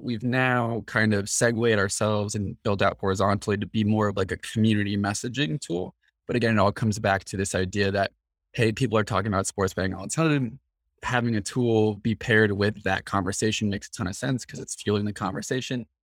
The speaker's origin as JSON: {"language": "English", "town": "Mill Valley", "region": "California", "country": "United States", "tie": "born or raised there", "said": "We grew up together in Mill Valley, again, which is a town just north of San Francisco."}